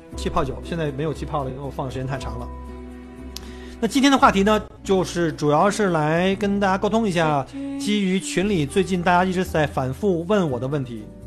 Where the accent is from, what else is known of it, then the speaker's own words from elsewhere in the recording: China; now in Melbourne, Australia; 我们中国人母语根本不是英文